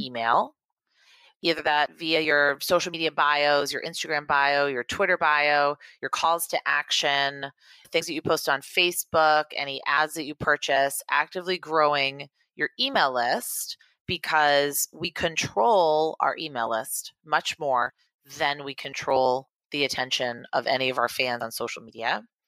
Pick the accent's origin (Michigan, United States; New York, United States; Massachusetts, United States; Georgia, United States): Massachusetts, United States; Beverly; Beverly, Massachusetts, which is where I'm from.